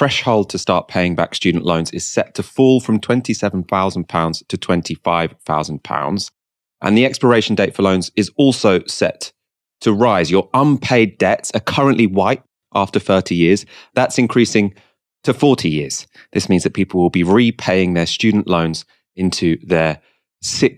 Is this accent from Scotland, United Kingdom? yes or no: no; Waltham Forest, London, United Kingdom; I'm from Waltham Forest